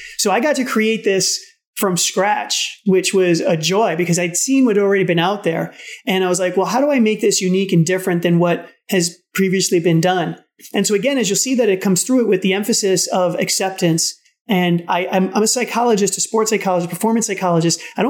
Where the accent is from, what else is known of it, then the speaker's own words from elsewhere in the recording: New York City, New York, United States; I'm from the Bronx